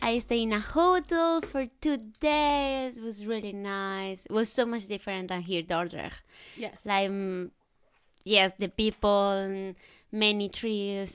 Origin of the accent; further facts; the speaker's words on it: Colombia; English is a second language; moved away as an adult; now in Netherlands; I'm from Colombia.